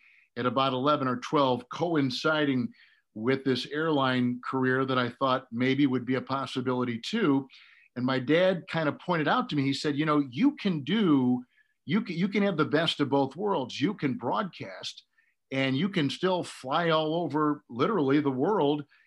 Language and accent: English; Green Bay, Wisconsin, United States; I wanted to be an airline pilot when I was growing up in Green Bay, Wisconsin